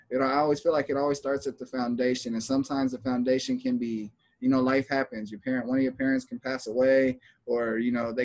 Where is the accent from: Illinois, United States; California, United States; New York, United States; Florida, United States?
California, United States; Los Angeles; I'm from LA. It's just my family is hella influenced on me and that culture